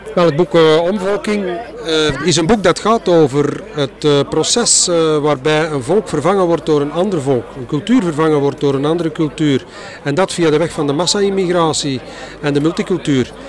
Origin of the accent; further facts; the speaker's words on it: Flanders, Belgium; als Vlaming